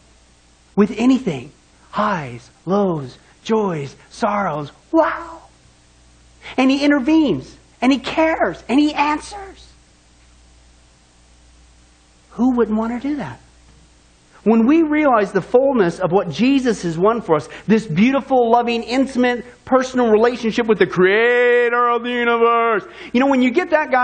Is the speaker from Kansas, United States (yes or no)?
yes; Kansas, United States; growing up in Kansas